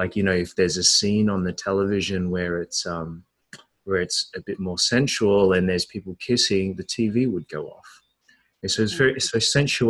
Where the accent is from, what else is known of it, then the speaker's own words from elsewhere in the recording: Australia; I was born in Australia to Chinese Hong Kong parents who were academics